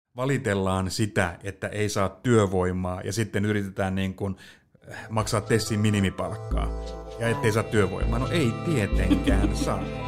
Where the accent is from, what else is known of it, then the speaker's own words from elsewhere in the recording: Pöytyä, Southwest Finland, Finland; mähän on siis maalta kotoisin Pöytyältä